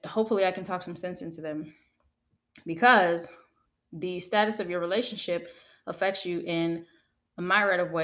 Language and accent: English; United States; I'm African American, and in my community